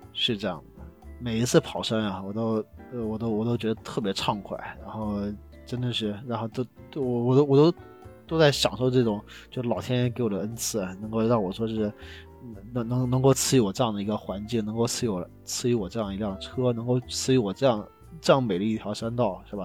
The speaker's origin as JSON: {"language": "Chinese", "town": "Xi'an", "region": "Shaanxi", "country": "China", "said": "我是西安的，然后跑到我们西安南边这个这个祁岭山里边"}